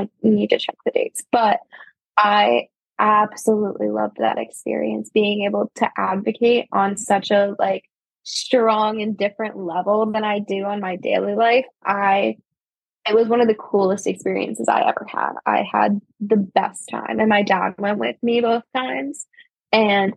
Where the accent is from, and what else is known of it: New Jersey, United States; moved away as an adult; also born or lived in Baltimore